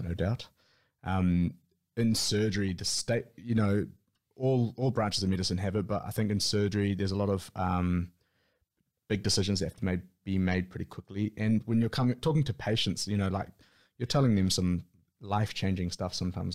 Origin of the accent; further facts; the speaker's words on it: Auckland, New Zealand; born and raised in Auckland, most of my time in Auckland with little stints outside of Auckland